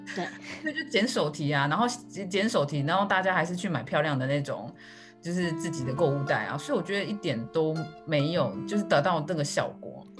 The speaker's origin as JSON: {"language": "Chinese", "country": "Taiwan", "said": "我们台湾人"}